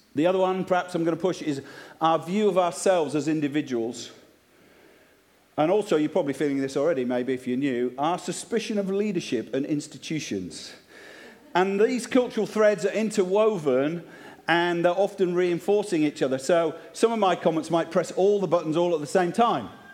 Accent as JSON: {"language": "English", "region": "Yorkshire and the Humber", "country": "United Kingdom", "moved": "yes", "lives_now": "Cheltenham, United Kingdom", "said": "I'm from Yorkshire"}